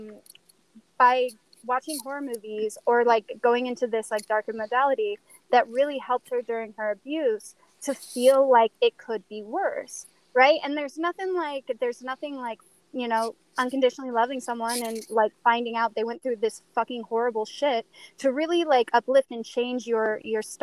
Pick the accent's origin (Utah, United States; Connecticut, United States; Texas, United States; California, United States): Utah, United States; I'm from Utah